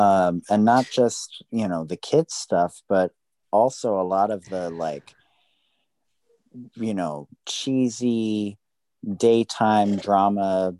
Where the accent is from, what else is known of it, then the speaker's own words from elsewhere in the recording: Maryland, United States; I grew up in Maryland, so we actually had snow days.